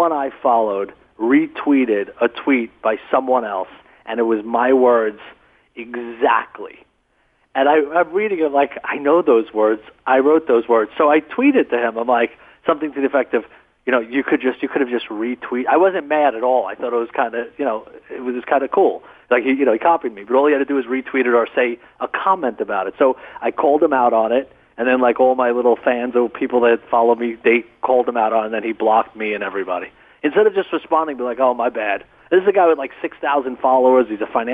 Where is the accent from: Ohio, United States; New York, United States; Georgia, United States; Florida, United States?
New York, United States; New York City; I grew up in Brooklyn, absolutely real, tough, hardcore kind of childhood